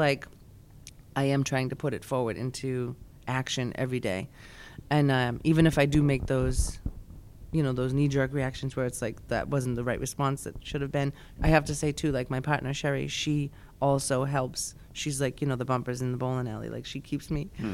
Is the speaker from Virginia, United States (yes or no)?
no; Billerica, Massachusetts, United States; I'm from Billerica, like, you know, my accent